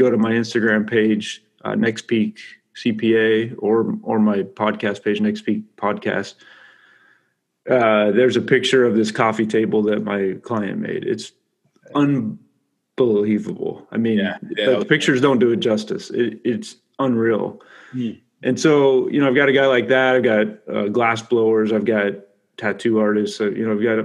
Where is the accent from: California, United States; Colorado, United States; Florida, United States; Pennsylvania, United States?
California, United States; I'm from California